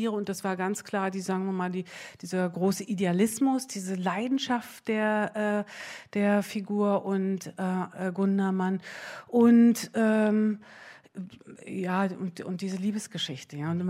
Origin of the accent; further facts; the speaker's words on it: East Germany, Germany; wir sind ja ähm, wir sind ja in der DDR eher groß geworden mit Filmen, die, ähm, sagen wir mal, so osteuropäischer Herkunft waren.